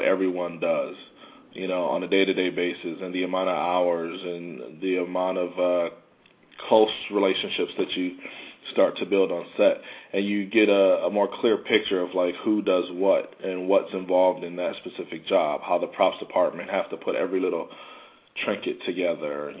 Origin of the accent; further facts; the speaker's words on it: Oak Park, Michigan, United States; now in New York, United States; I grew up in the Midwest, so, you know, I'm used to cold weather